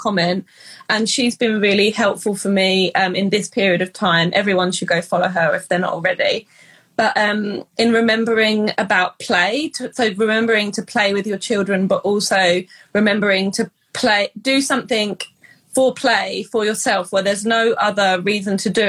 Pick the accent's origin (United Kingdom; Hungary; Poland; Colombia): United Kingdom; England; moved away as an adult; now in Canada; we're English